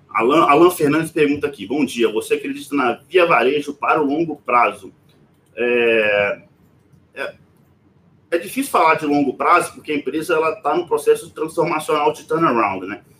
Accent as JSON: {"language": "Portuguese", "town": "Governador Valadares", "region": "Minas Gerais", "country": "Brazil", "said": "Então, é, na verdade, eu sou governador Valadares, né? Mas eu falo que sou de Belo Horizonte para ficar mais fácil."}